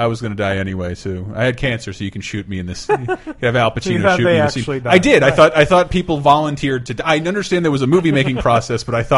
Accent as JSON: {"language": "English", "region": "Florida", "country": "United States", "tie": "born or raised there", "also_born_or_lived": "California", "moved": "yes", "said": "growing up in Florida"}